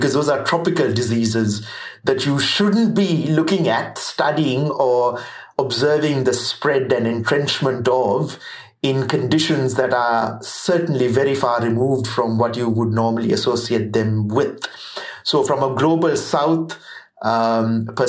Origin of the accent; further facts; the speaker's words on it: Sri Lanka; moved away as an adult; now in New Zealand; I'm not Kiwi. I'm Sri Lankan.